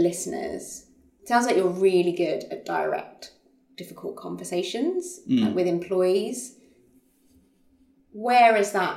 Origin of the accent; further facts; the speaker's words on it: United Kingdom; being British